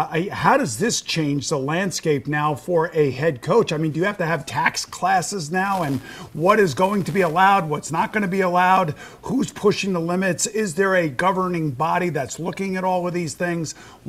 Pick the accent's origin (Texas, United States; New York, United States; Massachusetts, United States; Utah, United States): New York, United States; Long Island; I'm from Long Island, and I'm a Met fan.